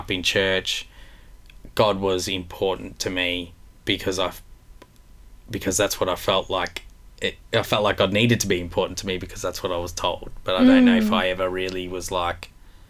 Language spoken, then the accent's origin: English; Melbourne, Victoria, Australia; I grew up in Melbourne in an Italian family, a very close Italian family.